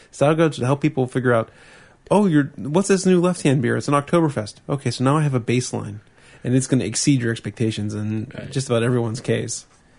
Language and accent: English; Australia; especially as I'm an Australian, and compared to the swill I drink called Victoria Bitter back home, Rhines isn't that bad.